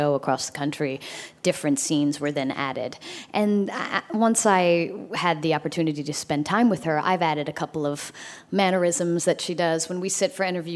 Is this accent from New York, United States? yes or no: no; South Carolina, United States; moved away; I grew up in South Carolina